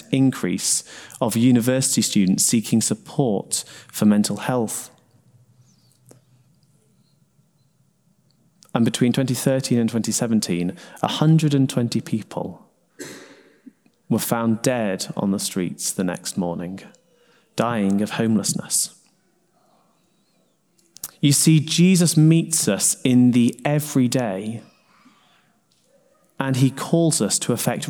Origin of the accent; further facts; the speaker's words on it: Sheffield, Yorkshire and the Humber, United Kingdom; now in Newcastle upon Tyne, United Kingdom; I grew up in Sheffield